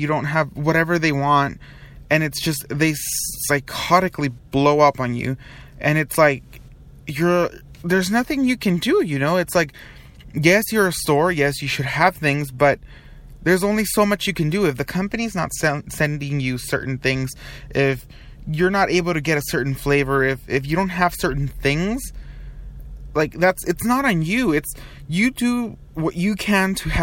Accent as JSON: {"language": "English", "town": "Long Beach", "region": "California", "country": "United States", "moved": "yes", "said": "I am from Long Beach."}